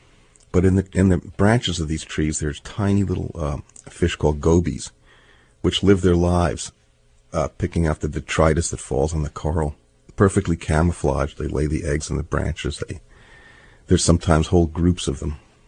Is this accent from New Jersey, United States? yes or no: yes; New Jersey, United States; I grew up in New Jersey, which has usually brown water lapping at its shores, and occasionally in September when the west wind blows, it turns green.